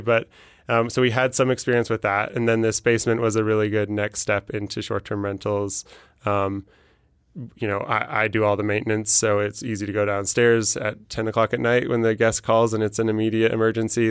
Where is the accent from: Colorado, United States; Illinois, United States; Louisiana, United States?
Colorado, United States; Denver; I'm from Denver